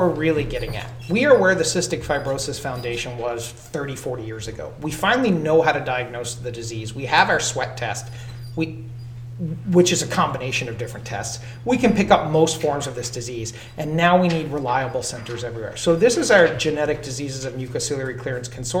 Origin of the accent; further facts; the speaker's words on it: the South, United States; As a Southerner